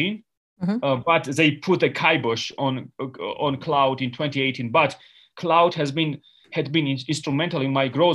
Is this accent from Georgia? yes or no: yes; Georgia; English is a second language; I grew up in Georgia, and I had no electricity in 1990